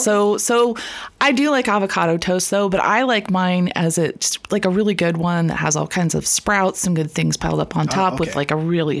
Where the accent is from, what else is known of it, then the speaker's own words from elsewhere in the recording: Midwest, United States; also born or lived in Chicago; now in Sonoma County, United States; I grew up in the Midwest.